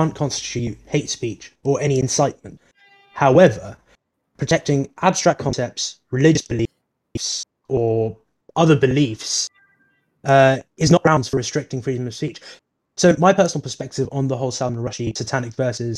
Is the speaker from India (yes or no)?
yes; India; now in United Kingdom; I was born in India